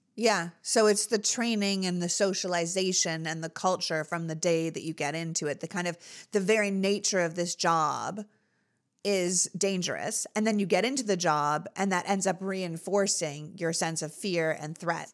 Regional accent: Canada; now in United States; I grew up in Canada.

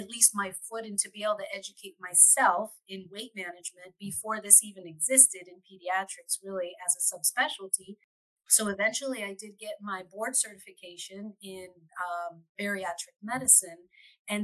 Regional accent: Florida, United States; also born or lived in California; I came out back from California into Florida, which is my hometown, my home state

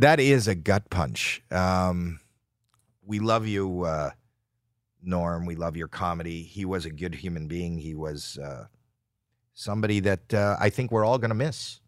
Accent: Toronto, Ontario, Canada; moved away as an adult; now in United States; spent my first twenty-three years in Canada

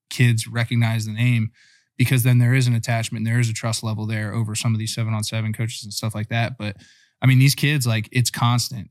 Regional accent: Virginia, United States; also born or lived in Northeastern Pennsylvania; I was born in Northeastern P A, but grew up in Virginia

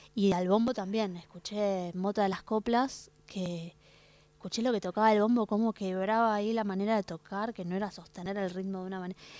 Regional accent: Argentina; yo como argentina

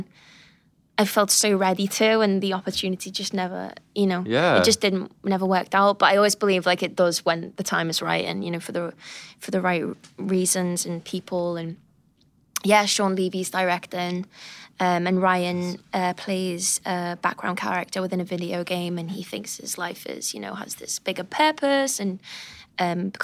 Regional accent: United Kingdom; I'm British

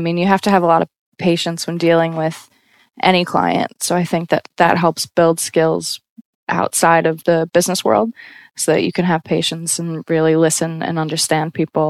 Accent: United States; now in Brooklyn, United States; being a solo female traveler and clearly being American.

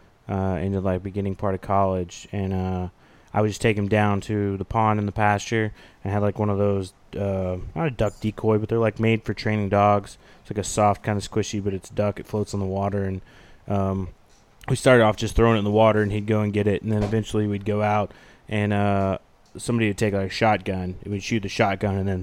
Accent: Oklahoma, United States; moved away; I'm in the great state of Oklahoma. Many of you know my home state

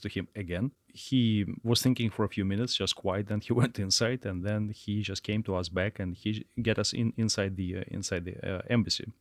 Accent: Russia; moved away as an adult; now in United States; we are from Russia and trained by Russians

